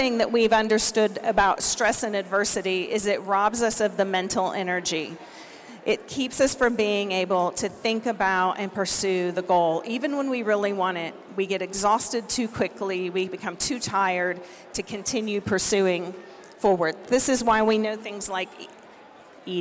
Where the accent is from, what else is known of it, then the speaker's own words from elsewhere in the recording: Oklahoma, United States; I'm from Oklahoma